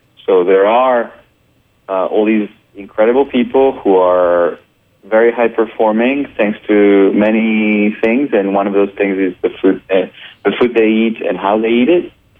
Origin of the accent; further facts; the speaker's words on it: France; English is a second language; also born or lived in Colombia / Brazil / Japan; now in United States; Yeah, I'm also Colombian, but have a really multicultural background. I was born in Colombia, grew up in France. I've lived in Brazil, in Japan, and I've been in the U.S. for about 4 years now.